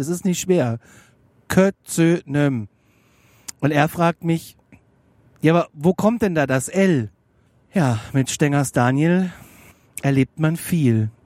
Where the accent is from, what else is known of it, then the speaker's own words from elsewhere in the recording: Frankfurt, Hesse, Germany; bei uns in Frankfurt